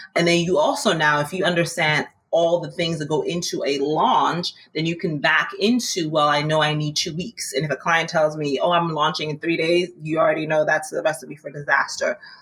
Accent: Maryland, United States; now in New York, United States; I'm originally from Maryland, but I came to New York

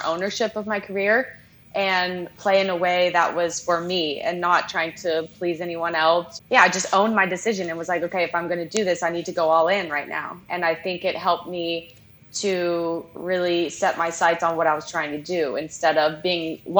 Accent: Charleston, South Carolina, United States; I grew up in Charleston, South Carolina

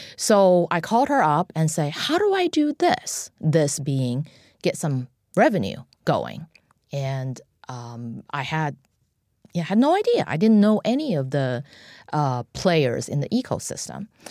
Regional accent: China; moved away as an adult; now in United States; I'm an immigrant from China, and um, I was a student in Tiananmen Square in 1989

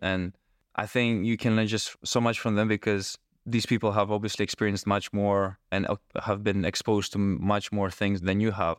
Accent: Greece; I am from Greece.

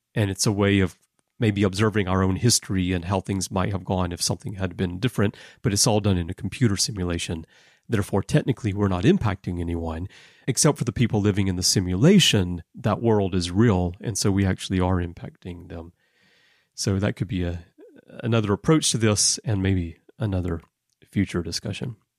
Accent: Alabama, United States; also born or lived in Texas; now in Japan; being from Texas, uh, but growing up in Alabama

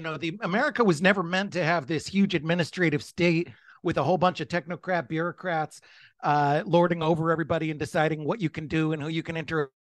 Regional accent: United States; I'm American

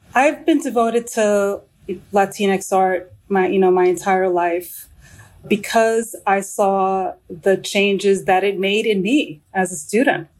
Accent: New York City, New York, United States; now in Washington, D.C., United States; I just got back from New York City, which is my hometown

